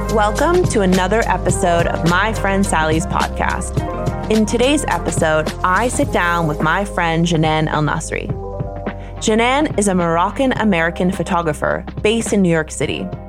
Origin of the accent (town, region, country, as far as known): Canada; now in Germany